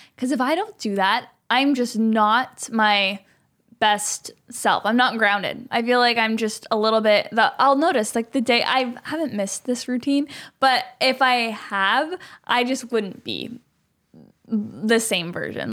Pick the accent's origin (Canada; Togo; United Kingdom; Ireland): Canada; moved away as an adult; now in Los Angeles, United States; I'm a Canadian